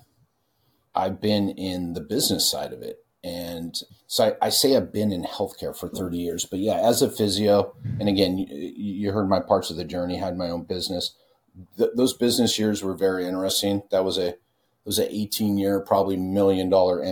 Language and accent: English; California, United States; I'm from California.